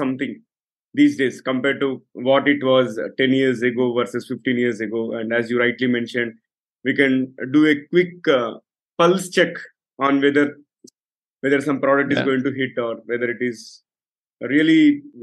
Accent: Hyderabad, Telangana, India; I'm from Hyderabad, and Hyderabad has become the second Silicon Valley of India

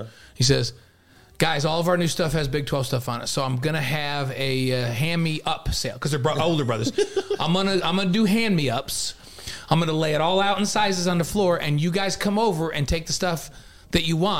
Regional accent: New York, United States; Because I'm from New York

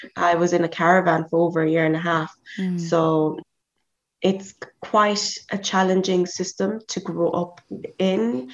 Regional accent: Ireland; also born or lived in South Africa / Nigeria; I am a Nigerian born in South Africa. So I lived in South Africa until I was seven, and then I moved to Ireland

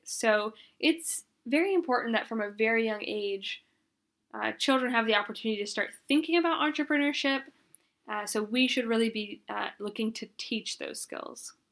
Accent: Arkansas, United States; I grew up in Arkansas

